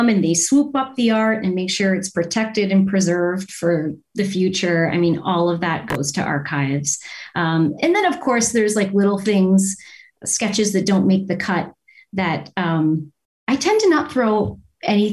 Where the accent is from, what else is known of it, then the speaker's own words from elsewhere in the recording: Windsor, Ontario, Canada; moved away as an adult; also born or lived in Toronto; I'm from Windsor, Windsor, Ontario